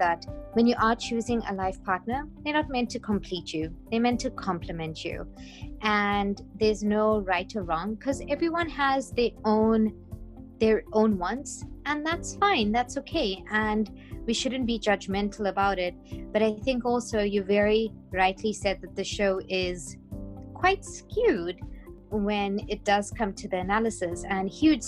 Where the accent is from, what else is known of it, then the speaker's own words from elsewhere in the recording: South Africa; I am South African, but culturally, I'm Indian